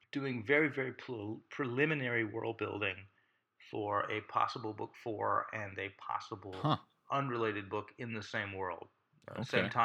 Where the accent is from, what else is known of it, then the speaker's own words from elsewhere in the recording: Deep South, United States; I grew up in the Deep South, where it was much deeper than it is now, and there wasn't a lot of understanding of anything artistic.